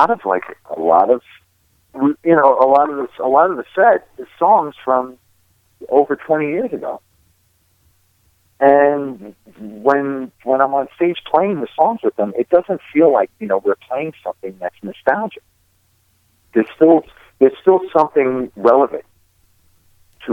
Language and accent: English; East Coast, United States; we're all from the East Coast